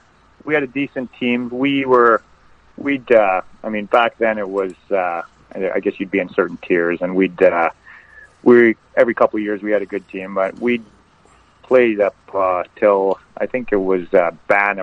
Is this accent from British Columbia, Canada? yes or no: yes; Vancouver, British Columbia, Canada; I was born in Vancouver. I grew up in the east end of Vancouver